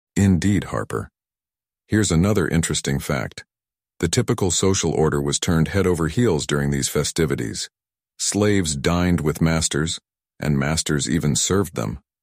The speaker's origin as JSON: {"language": "English", "country": "South Korea", "said": "my home country, South Korea"}